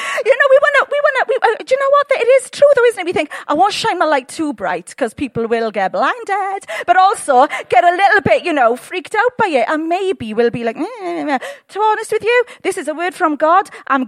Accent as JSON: {"language": "English", "country": "United Kingdom", "said": "We're very British."}